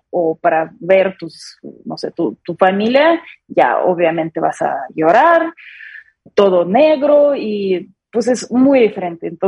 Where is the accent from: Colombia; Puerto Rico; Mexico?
Mexico; no soy tan exagerada como eh, las otras personas que viven en mi país, que por ejemplo aquí los mexicanos tratan y piensan súper normal en como en la muerte